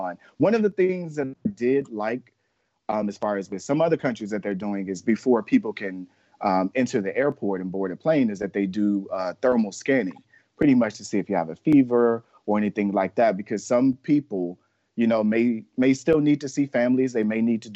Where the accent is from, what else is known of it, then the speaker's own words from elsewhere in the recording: Florida, United States; my home state of Florida